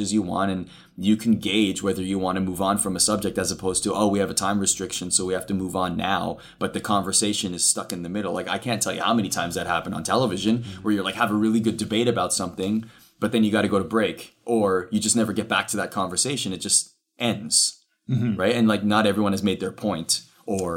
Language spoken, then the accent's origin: English; Canada; growing up in Canada, those are the hockey broadcasters in Canada that I would watch